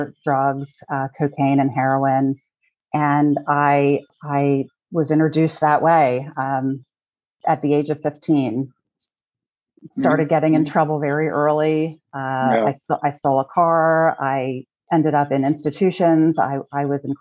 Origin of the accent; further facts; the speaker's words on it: Hershey, Pennsylvania, United States; I'm originally from Hershey, PA. I was born to a blue-collar, working-class, Italian-American family